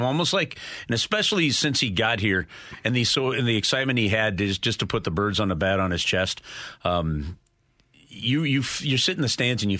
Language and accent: English; St. Louis, Missouri, United States; I'm from St. Louis.